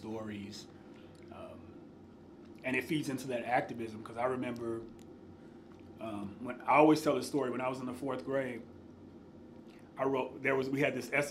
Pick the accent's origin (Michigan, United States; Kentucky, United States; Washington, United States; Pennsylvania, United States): Kentucky, United States; Madisonville; So I grew up in Western Kentucky, a small town called Madisonville.